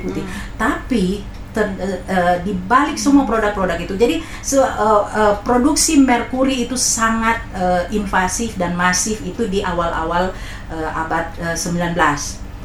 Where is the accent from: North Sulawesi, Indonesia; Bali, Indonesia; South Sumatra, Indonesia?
North Sulawesi, Indonesia; Manado; moved away; saya orang Manado